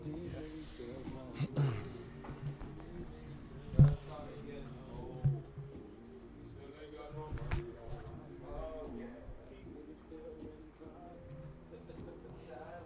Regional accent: London, United Kingdom; also born or lived in Japan; I'm from London

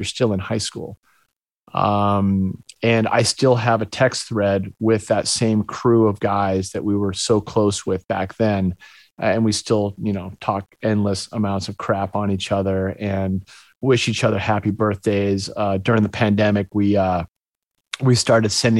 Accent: Winchester, Massachusetts, United States; also born or lived in Gloucester, Massachusetts; now in Encinitas, United States; my mom moved me in the fourth grade to Winchester, Massachusetts. It's a little suburb just outside of Boston

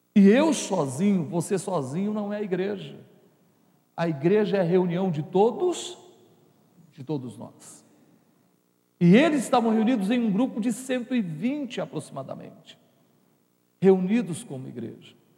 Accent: Brazil; a gente é brasileiro

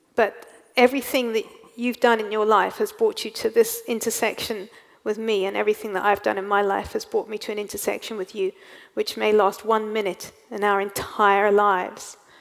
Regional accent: England, United Kingdom; also born or lived in South Africa; now in Wales, United Kingdom; I'm, I'm English. I was born in England, mm. and so well, I say that, but I live in Wales.

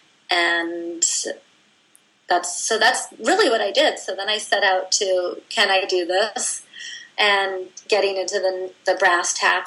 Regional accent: Vancouver, British Columbia, Canada; moved away; my hometown of Vancouver

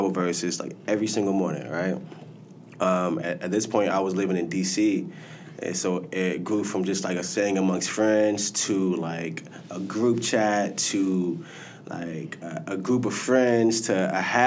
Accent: Caroline County, Virginia, United States; moved away as an adult; now in Charlotte, United States; I'm from Caroline County, Virginia. Fairly new here to Charlotte

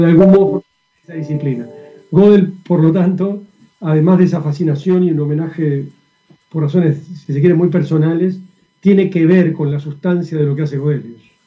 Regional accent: Uruguay; now in Chile; Yo soy uruguayo

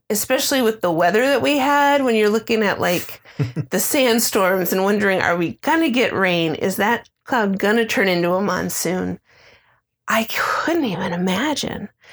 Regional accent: Midwest, United States; now in Phoenix, United States; growing up in the Midwest

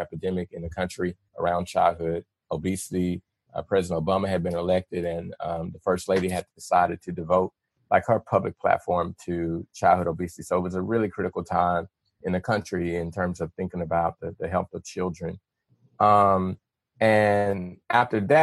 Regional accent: Little Rock, Arkansas, United States; moved away; I grew up in Little Rock

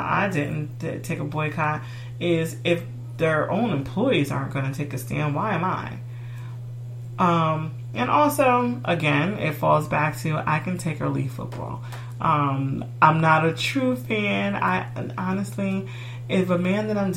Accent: United States; I'm American and I'm black

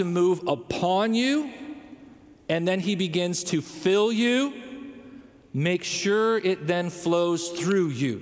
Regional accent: Rockford, Illinois, United States; moved away; I come from the Chicagoland area in a little area called Rockford. It's about 90 minutes north of Chicago.

